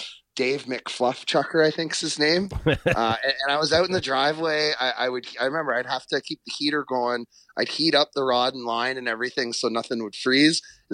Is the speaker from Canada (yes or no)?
yes; Ontario, Canada; also born or lived in western Canada / United States; now in New Brunswick, Canada; So I grew up in Ontario, spent some time out west. When I moved east